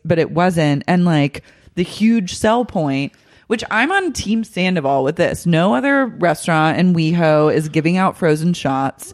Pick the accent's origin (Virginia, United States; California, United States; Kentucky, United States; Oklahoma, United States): Oklahoma, United States; moved away; I grew up in Oklahoma